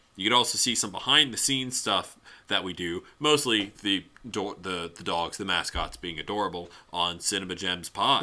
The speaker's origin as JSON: {"language": "English", "region": "Louisiana", "country": "United States", "tie": "born or raised there", "said": "my hometown"}